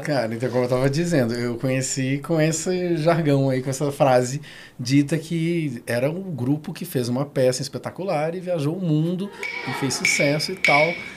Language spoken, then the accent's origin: Portuguese; Porto Alegre, Rio Grande do Sul, Brazil; now in Brasília, Brazil; sou de Porto Alegre, não sou de Brasília. Aí, quando eu mudei pra cá